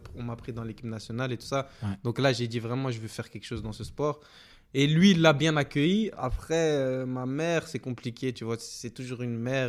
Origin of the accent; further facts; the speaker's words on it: Belgium; also born or lived in Guinea (origin of family); Je suis l'un des Belges